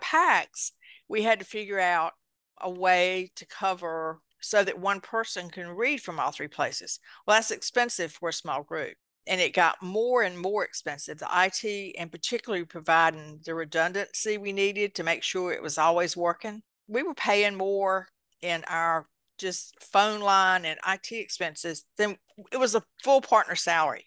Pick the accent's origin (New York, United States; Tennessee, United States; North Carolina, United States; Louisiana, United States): North Carolina, United States; eastern; accent: country; I actually grew up on a tobacco farm in eastern North Carolina